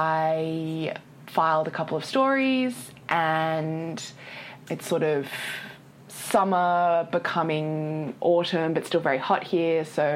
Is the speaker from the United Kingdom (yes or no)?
no; Sydney, New South Wales, Australia; moved away as an adult; now in Hong Kong; So I was born and raised in Sydney, Australia. My parents were born and raised in Malaysia and migrated to Australia before my brother and I were born. And we are ethnically Chinese